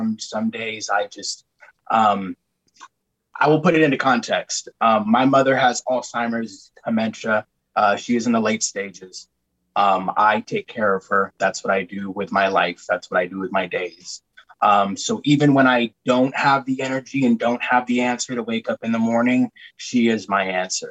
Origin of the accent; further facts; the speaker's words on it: Oxnard, California, United States; I hail from Oxnard, California